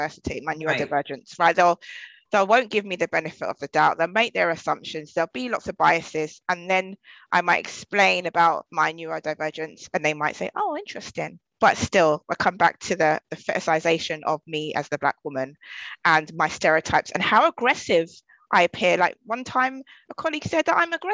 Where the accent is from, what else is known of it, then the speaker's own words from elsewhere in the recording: London, United Kingdom; I'm from Southeast London